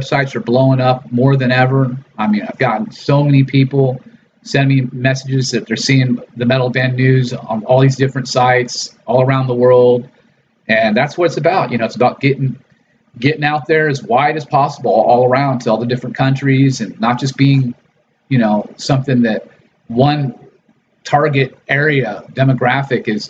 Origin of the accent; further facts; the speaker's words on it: Los Angeles, California, United States; my background growing up in Los Angeles and Hollywood